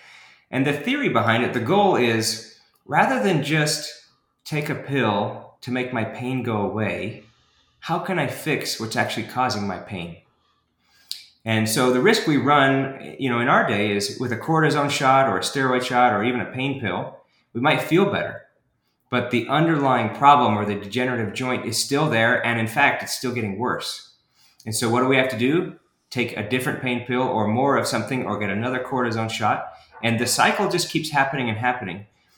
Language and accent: English; Houston, Texas, United States; also born or lived in Washington, D.C. / Idaho; now in Provo, United States; And so I was born in Washington, D.C., and then when he retired, we moved out west. And so that meant Idaho for about 8 years, and then Houston for all my high school years. So I actually claim that I'm from Houston